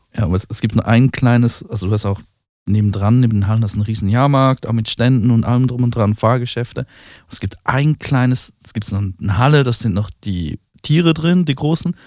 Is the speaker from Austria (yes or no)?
no; Switzerland; da, wo ich herkomme, in der Schweiz